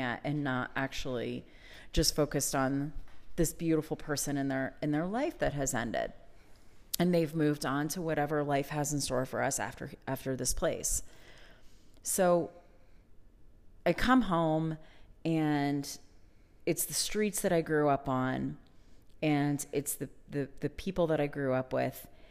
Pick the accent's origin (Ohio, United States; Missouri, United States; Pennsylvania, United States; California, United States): Pennsylvania, United States; moved away; the place that I grew up in Pennsylvania